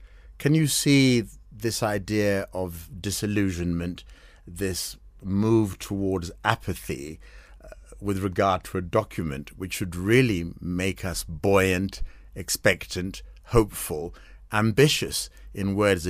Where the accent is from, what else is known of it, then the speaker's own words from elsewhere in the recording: Kenya; here I am, I'm a Kenyan